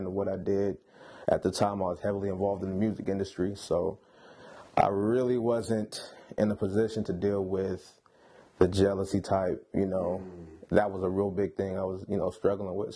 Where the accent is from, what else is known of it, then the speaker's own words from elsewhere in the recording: Sacramento, California, United States; from Sacramento